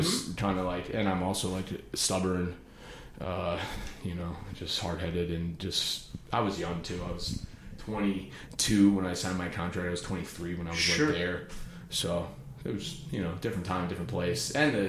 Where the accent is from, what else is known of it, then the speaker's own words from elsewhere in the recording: outside of Cleveland, Ohio, United States; moved away as an adult; also born or lived in New York City; I grew up outside of Cleveland, Ohio.